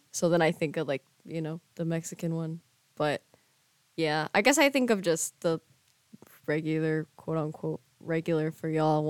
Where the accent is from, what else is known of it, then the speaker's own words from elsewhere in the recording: Madrid, Community of Madrid, Spain; moved away as an adult; now in United States; I was born in the U.S., but I was raised in Spain.